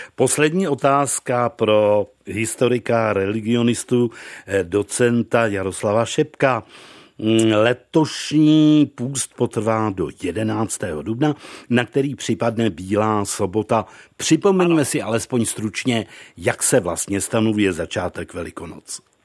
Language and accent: Czech; Nová Cerekev, Vysočina Region, Czechia; u nás v Nové Cerekvi na Vysočině u Pelhřimová